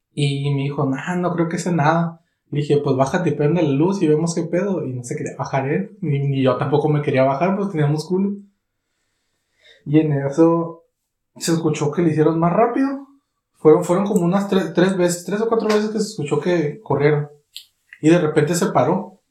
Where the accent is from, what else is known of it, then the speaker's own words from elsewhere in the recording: Catemaco, Veracruz, Mexico; mi pueblo